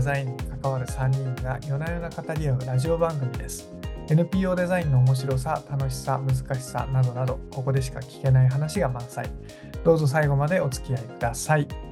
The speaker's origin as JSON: {"language": "Japanese", "region": "Nagasaki", "country": "Japan", "tie": "born or raised there", "also_born_or_lived": "Kumamoto", "moved": "yes", "said": "故郷の長崎ですね"}